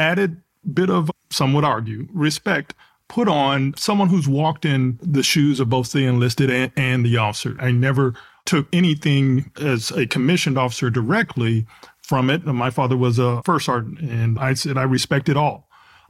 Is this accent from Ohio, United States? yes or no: no; Texas, United States; I'm trying to gather myself here, sir, because I'm from Texas. I'm a Dallas Cowboy fan, heart to heart, and athlete.